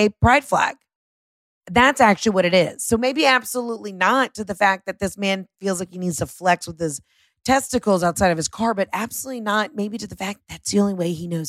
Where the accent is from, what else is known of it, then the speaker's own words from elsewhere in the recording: Atlanta, Georgia, United States; I'm from Atlanta.